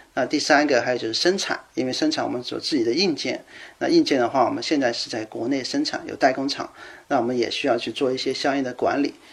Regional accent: China; moved away as an adult; also born or lived in Germany; now in Seattle, United States; 我作为一个中国人

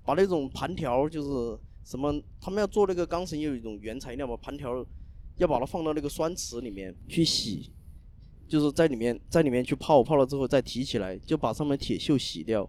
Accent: Zunyi, Guizhou, China; also born or lived in Zhujiajiao, Shanghai; now in Shanghai, China; 我们老家是一个地方的

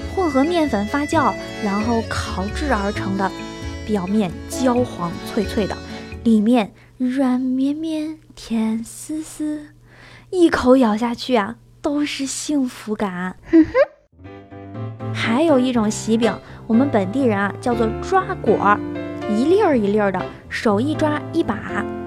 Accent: Yantai, Shandong, China; moved away as an adult; 啊是个土生土长的山东妹子，从小在海滨城市烟台长大。

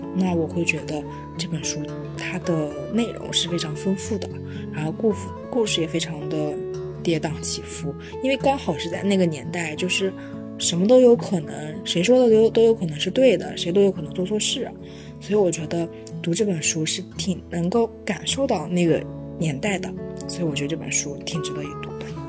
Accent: northern China, China; 我作为一个北方人

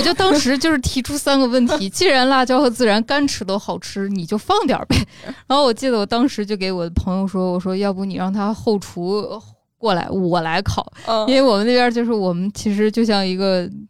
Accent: Northwest China, China; 是因为我从西北过来，我们那边的

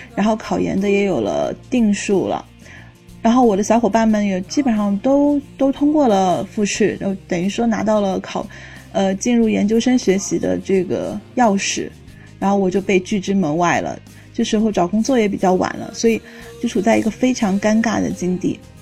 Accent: southern China, China; moved away; 作为一个南方人

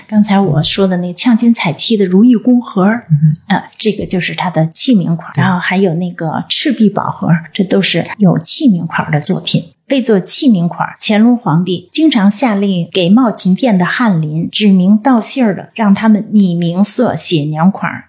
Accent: China; 我们中国人

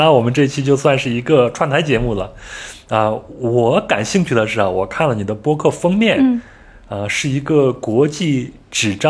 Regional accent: North China, China; 因为我是出生在北方嘛，在我的小时候，也就是八九十年代。南方对于我们这些北方佬来说呢，就相当于是天堂。

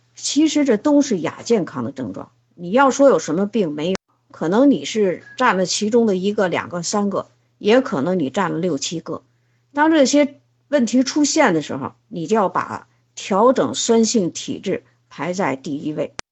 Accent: China; 我们中国人应该睡这个子午觉

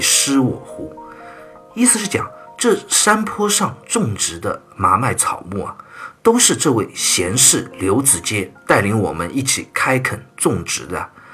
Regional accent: China; 我们中国人很特别的一个文化，就是请吃饭的文化

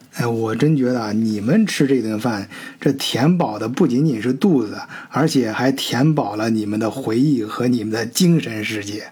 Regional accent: China; 对于咱中国人来说啊

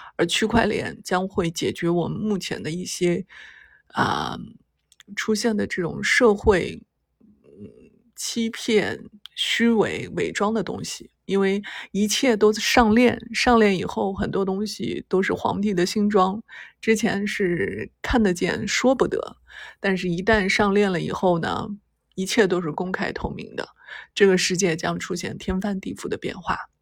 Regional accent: China; 我们中国人

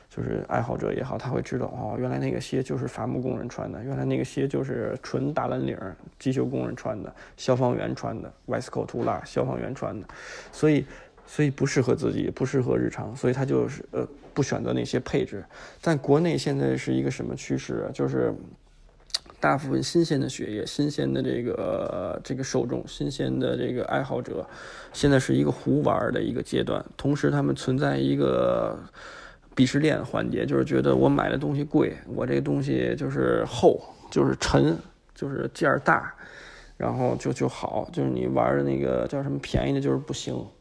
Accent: China; 咱们内陆人， 就是不是咱们大陆人

